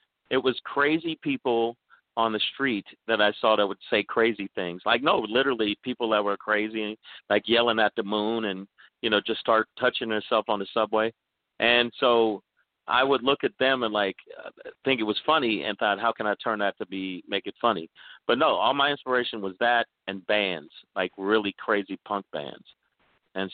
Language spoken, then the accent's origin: English; New York, United States; also born or lived in Kingston, Jamaica; I was born in Kingston, but I grew up in New York